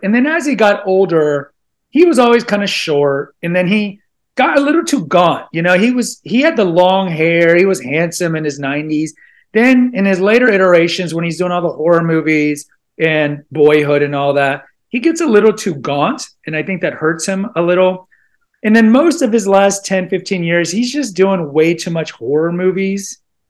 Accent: Houston, Texas, United States; I'm from Houston

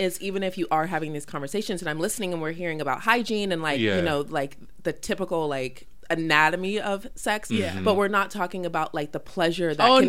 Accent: Colorado, United States; I grew up in Colorado

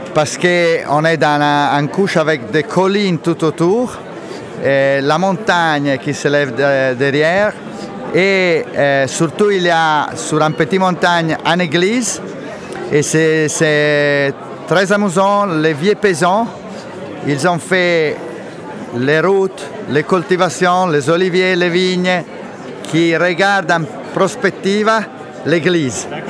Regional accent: Lucca, Tuscany, Italy; French is a second language; je viens de la Toscana, Lucca

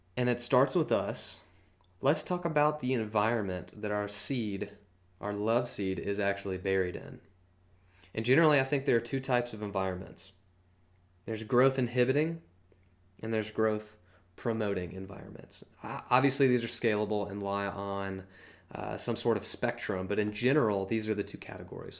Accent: Georgia, United States; I'm from Georgia

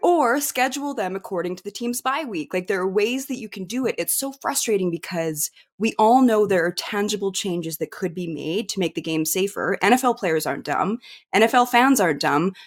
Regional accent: Kimberley, British Columbia, Canada; in Kimberley, my small town

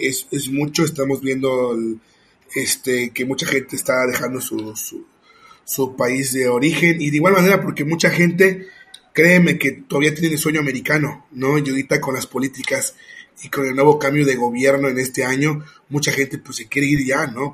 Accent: Mexico; Yo soy mexicano, pero yo soy inmigrante en mi país porque estoy viviendo en otro, en otro estado

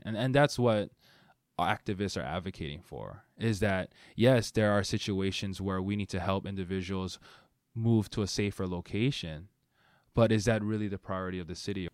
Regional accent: Honolulu, Hawaii, United States; moved away as an adult; now in Seattle, United States; I grew up in Hawaii

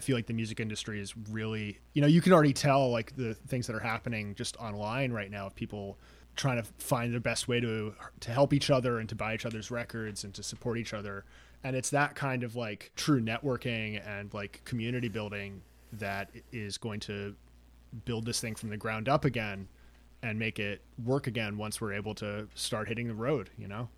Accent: New York, United States; Growing up in New York

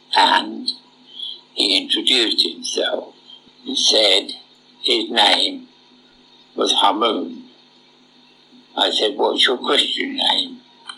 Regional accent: St Albans, East of England, United Kingdom; I come from a town just outside London called St. Albans.

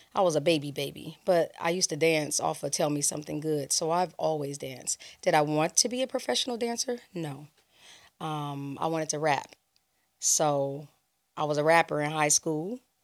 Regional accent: Los Angeles, California, United States; also born or lived in Chicago, Illinois; I grew up in Los Angeles, California. I was born in Chicago, raised in LA.

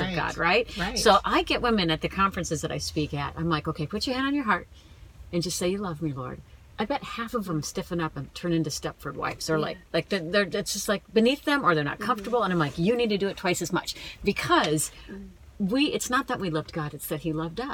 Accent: Minnesota, United States; I'm from Minnesota.

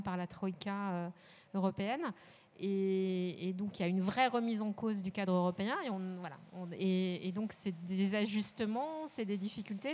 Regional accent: France; on est français

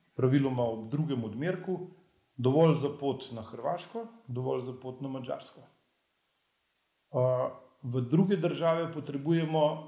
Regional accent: Upper Carniola, Slovenia; jaz sem sicer gorenc

